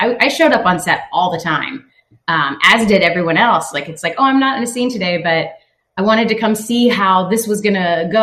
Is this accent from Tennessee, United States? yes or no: yes; Tennessee, United States; moved away; I grew up in Tennessee